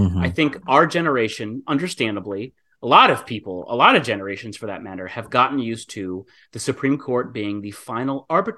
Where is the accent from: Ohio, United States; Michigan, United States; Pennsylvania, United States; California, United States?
Michigan, United States; My home state of Michigan